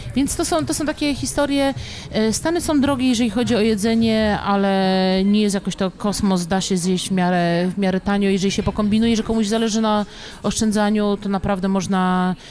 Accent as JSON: {"language": "Polish", "town": "Kielce", "region": "Świętokrzyskie Voivodeship", "country": "Poland", "moved": "yes", "lives_now": "Warsaw, Poland", "said": "ja pochodzę z Kielc"}